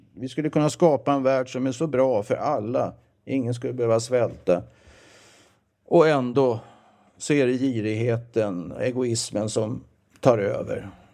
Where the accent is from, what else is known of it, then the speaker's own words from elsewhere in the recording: southern suburbs of Stockholm, Stockholm County, Sweden; also born or lived in Växjö, Småland; jag är visserligen född i Växjö, som jag sa, eller Småland. Då, då. Men jag kom till Stockholm 1956 och är uppvuxen i Stockholms södra förorter. Eh, Trångsund, Skogås